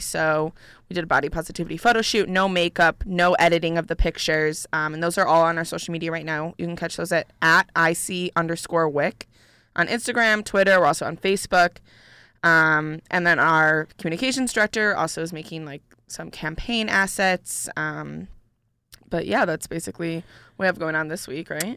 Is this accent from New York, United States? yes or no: yes; Syracuse, New York, United States; now in Ithaca, United States; I'm originally from Syracuse